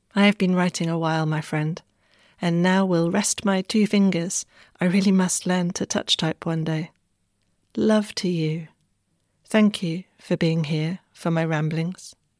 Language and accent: English; Wessex, South West England, United Kingdom; moved away; I unexpectedly put down roots back home in Wessex